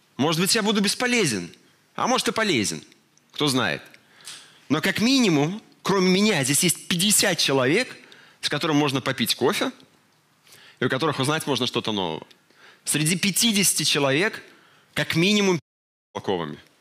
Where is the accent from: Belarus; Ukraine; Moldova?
Belarus; мы, белорусы